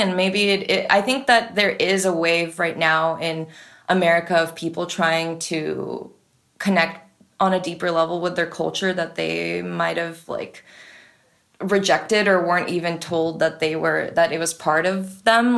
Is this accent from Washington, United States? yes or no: no; San Francisco, California, United States; I was born in the States. I grew up in San Francisco